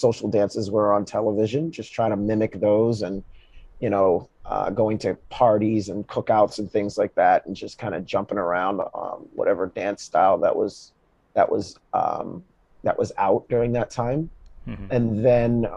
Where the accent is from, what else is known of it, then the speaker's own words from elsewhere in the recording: Georgia, United States; moved away as an adult; also born or lived in Boston; now in Brooklyn, United States; Born and raised in Georgia